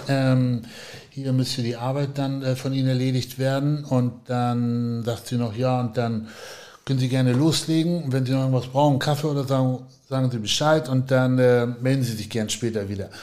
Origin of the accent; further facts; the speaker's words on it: Ahrensburg, Schleswig-Holstein, Germany; now in Hamburg, Germany; bin ja in Ahrensburg aufgewachsen